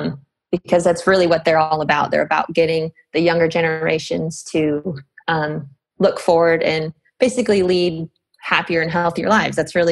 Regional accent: United States; I'm Shoshone Paiute from Duck Valley Indian Reservation. It's on the border of Idaho and Nevada.

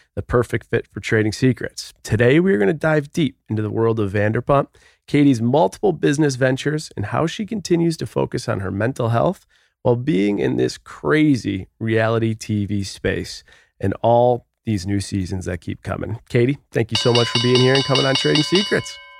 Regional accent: Buffalo, New York, United States; I grew up in Buffalo, a small town.

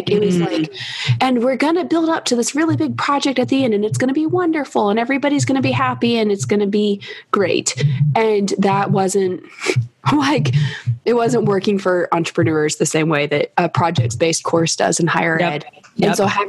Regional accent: Kentucky, United States; I'm from Kentucky, which you may have noticed some with my accent

